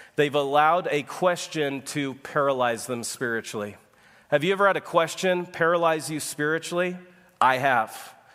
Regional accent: Texas, United States; I am from Texas, where God has a second home

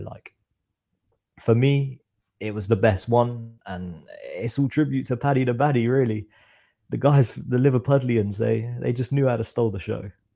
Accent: Reading, South East England, United Kingdom; I'm from Reading, so it's about, say, an hour away from London

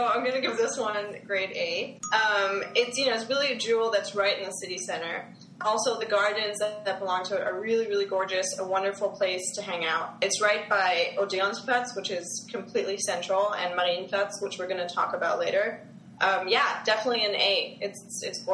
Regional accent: Munich, Bavaria, Germany; moved away as an adult; I was born in Munich and I grew up in Munich. I lived there until I was about 18.

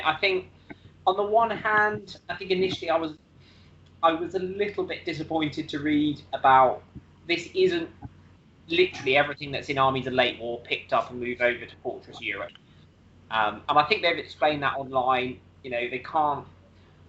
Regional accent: United Kingdom; I'm British.

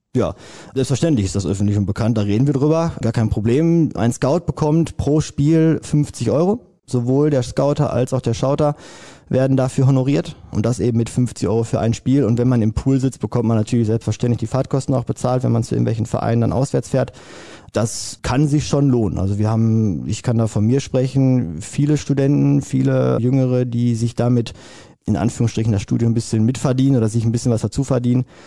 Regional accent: Hamm, North Rhine-Westphalia, Germany; mein Heimatverein ist der ASV Westfalen. Ich komme aus Hamm.

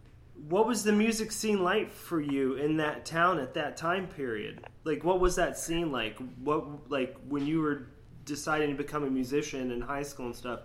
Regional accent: Sarasota, Florida, United States; also born or lived in New Hampshire; I'm originally was born in New Hampshire, but I, from the age of four on, I was raised in Sarasota, Florida. So very, very southern town.

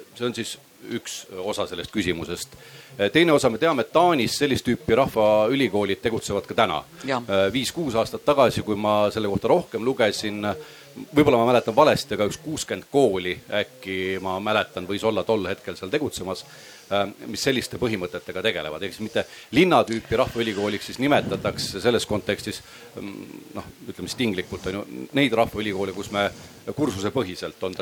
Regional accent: Kunda, Lääne-Viru County, Estonia; ma ise olen pärit Kundast

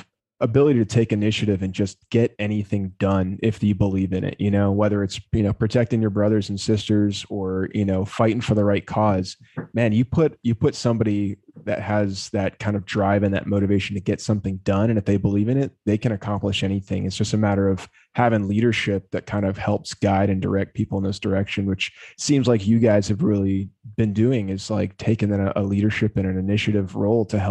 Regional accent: South Florida, United States; myself growing up in South Florida

